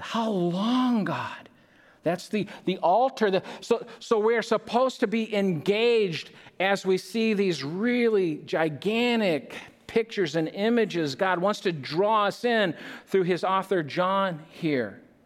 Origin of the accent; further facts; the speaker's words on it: Minnesota, United States; we're Minnesotans.